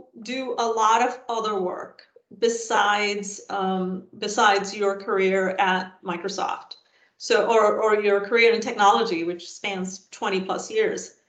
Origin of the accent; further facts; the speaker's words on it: India; I grew up in India, which is a third world country, when I was growing up